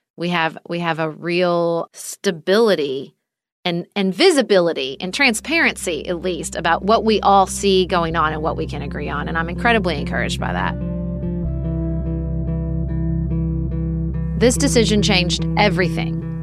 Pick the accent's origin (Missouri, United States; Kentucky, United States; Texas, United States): Kentucky, United States; my home state of Kentucky